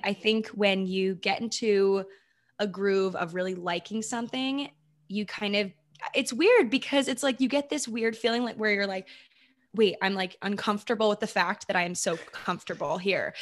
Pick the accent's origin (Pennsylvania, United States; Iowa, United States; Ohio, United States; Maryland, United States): Maryland, United States; moved away as an adult; also born or lived in New York / California; I'm from Maryland. That's where I was born and grew up